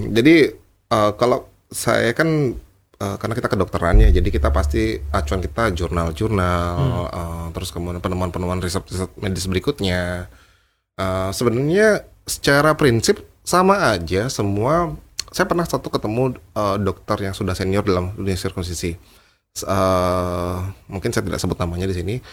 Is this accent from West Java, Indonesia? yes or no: no; Bali, Indonesia; saya senang ya sama ton kita orang Bali